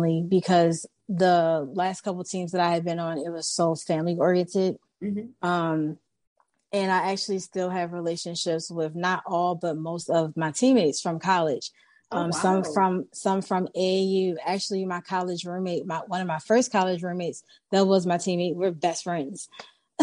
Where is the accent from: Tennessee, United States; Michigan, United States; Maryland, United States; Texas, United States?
Maryland, United States; Baltimore; So I am from Baltimore, Maryland. I currently still live here. Nothing major going on in Baltimore. But yeah, I've been here all my life.